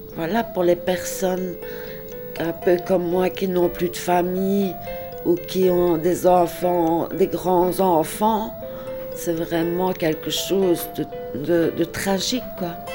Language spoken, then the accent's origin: French; Liège, Wallonia, Belgium; now in Ardennes, Belgium; je suis liégeoise, je suis expatriée ici dans les Ardennes.